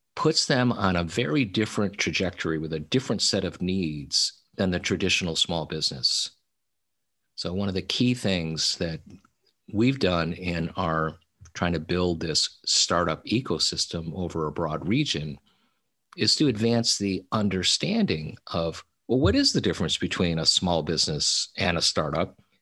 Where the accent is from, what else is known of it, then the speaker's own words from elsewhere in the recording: Little Falls, New York, United States; moved away as an adult; also born or lived in Silicon Valley, California; my hometown of Little Falls, New York